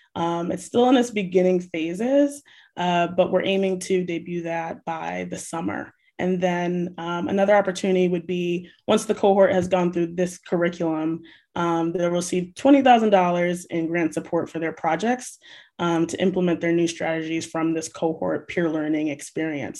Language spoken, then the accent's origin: English; New Bedford, Massachusetts, United States; just being raised and growing up in New Bedford